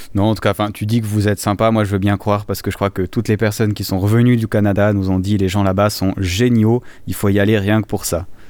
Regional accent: Valais, Switzerland; ma région natale, du Valais

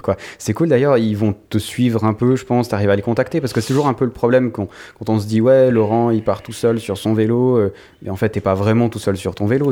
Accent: Switzerland; en tant que Suisse

